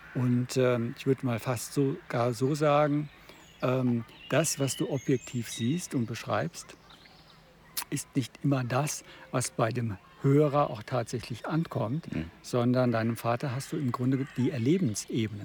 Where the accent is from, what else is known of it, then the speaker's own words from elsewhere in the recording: Freiburg, Baden-Württemberg, Germany; ich bin äh, als Badener aus Freiburg